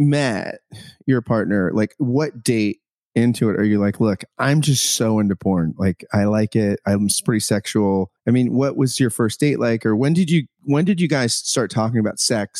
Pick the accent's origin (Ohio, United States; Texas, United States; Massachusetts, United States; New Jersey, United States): New Jersey, United States; I grew up in New Jersey